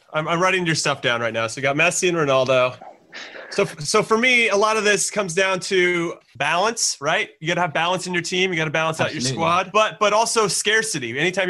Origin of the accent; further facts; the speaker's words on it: United States; now that there's pressure of me being an American